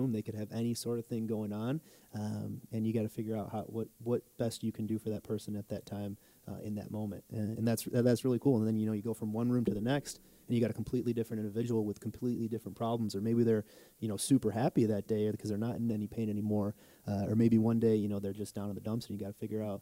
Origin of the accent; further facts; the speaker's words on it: Jamestown, New York, United States; moved away as an adult; also born or lived in Falconer, New York; now in Wisconsin, United States; going back to my hometown